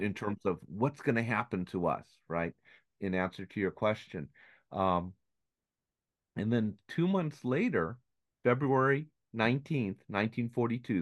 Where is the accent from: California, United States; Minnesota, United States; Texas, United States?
California, United States; they moved to California, and I was born and raised here